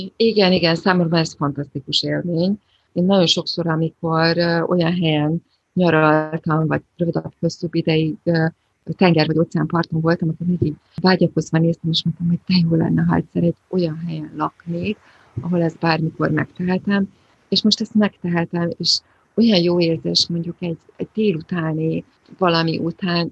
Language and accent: Hungarian; Budapest, Hungary; moved away as an adult; now in Australia; én egy ilyen borzasztó városlakó voltam. Budapesti dzsungel kellős közepén